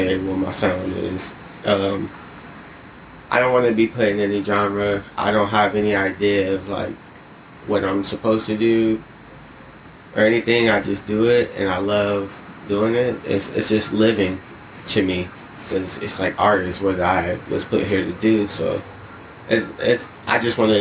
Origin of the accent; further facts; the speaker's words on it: San Diego, California, United States; also born or lived in Inland Empire, California / Marietta, Georgia / Atlanta, Georgia; I'm from San Diego, man. Born and raised out here in the Southeast.